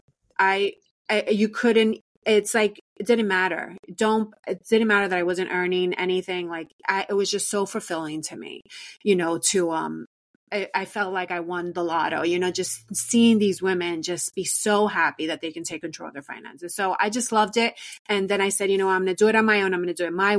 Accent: New York City, New York, United States; I was born and raised in New York City

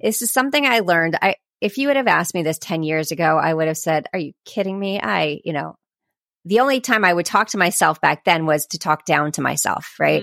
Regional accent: Sarasota, Florida, United States; I am from Sarasota, Florida

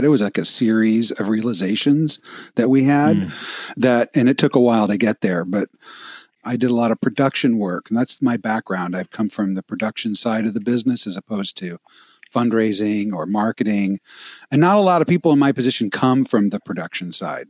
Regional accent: Midwest, United States; moved away as an adult; I grew up in the Midwest and I cherished my childhood in the Midwest

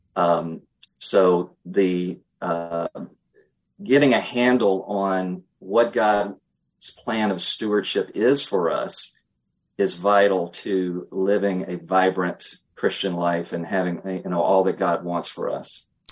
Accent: Emporia, Virginia, United States; I will always be a Virginian at heart. I grew up in Emporia, little town on the North Carolina border.

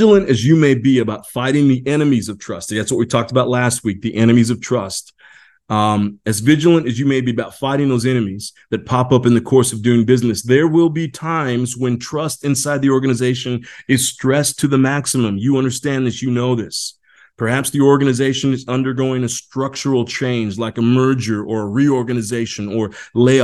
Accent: Indiana, United States; moved away; I grew up back in Indiana.

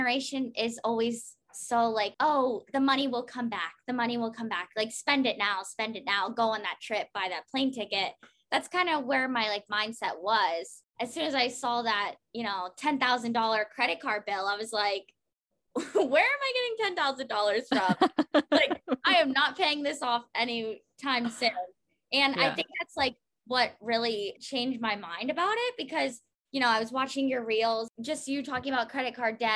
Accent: Pennsylvania, United States; I'm from Pennsylvania

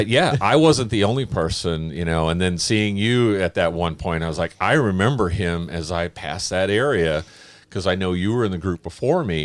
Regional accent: Oakland, California, United States; I grew up in Oakland, California

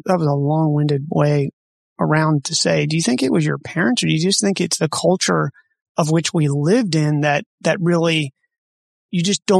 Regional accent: Harford County, Maryland, United States; moved away as an adult; also born or lived in Baltimore, Maryland; I grew up out towards Harford County.

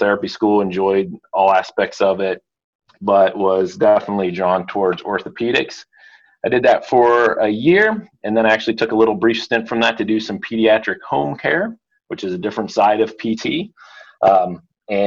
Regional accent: Pennsylvania, United States; I grew up in Pennsylvania, kind of in a real small town

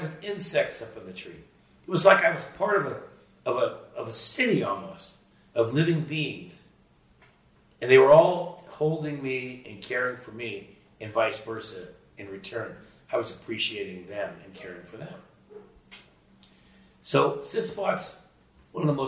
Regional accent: Sunnyvale, California, United States; growing up in Sunnyvale, California, which is now Silicon Valley.

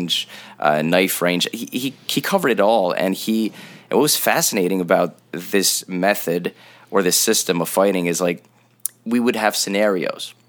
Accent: Montreal, Quebec, Canada; we're from Montreal, so there's snow

